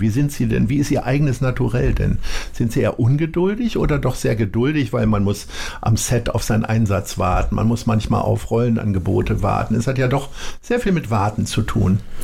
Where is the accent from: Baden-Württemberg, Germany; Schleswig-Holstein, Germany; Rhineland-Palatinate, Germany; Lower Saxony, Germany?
Lower Saxony, Germany; Hanover; now in Hamburg, Germany; ich komme ja aus Hannover